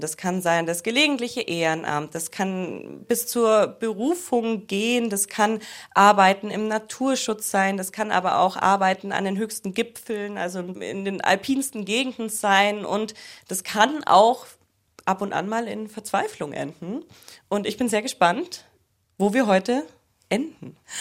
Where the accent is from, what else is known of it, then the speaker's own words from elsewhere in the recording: Allgäu, Bavaria, Germany; ich komme aus dem Allgäu